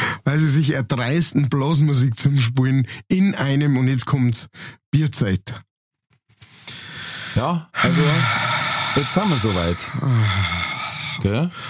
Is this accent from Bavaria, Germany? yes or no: yes; Munich, Bavaria, Germany; also wenn ich als richtiger Münchner auf die Wiesen gehe, ja, da möchte ich ja zünftige Musi haben